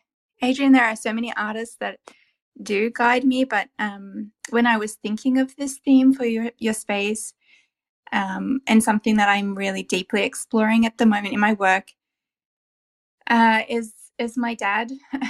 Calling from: Canberra, Australian Capital Territory, Australia; I'm calling from Canberra, which is the capital of Australia, somewhere between Sydney and Melbourne.

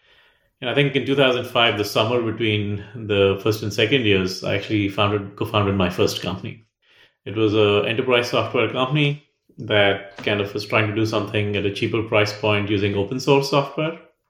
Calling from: Austin, Texas, United States; also born or lived in Chennai, India / Pennsylvania, United States; I'm calling in from Austin, Texas.

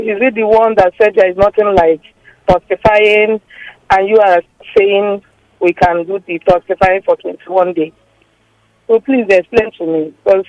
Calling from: Lagos, Nigeria; I'm calling from Ajah.

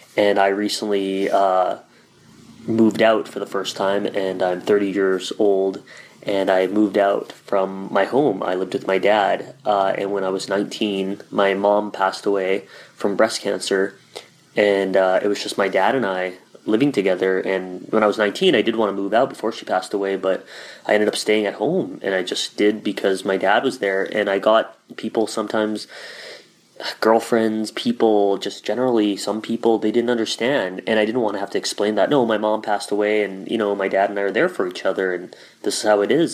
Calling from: Winnipeg, Manitoba, Canada; I'm calling from Winnipeg, Manitoba, Canada

